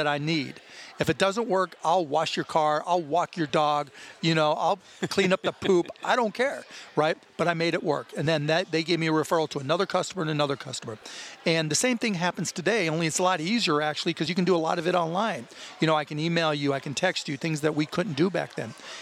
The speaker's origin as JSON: {"language": "English", "town": "Pittsburgh", "region": "Pennsylvania", "country": "United States", "tie": "born or raised there", "moved": "yes", "lives_now": "Texas, United States", "said": "living in Texas, growing up in Pittsburgh, Pennsylvania"}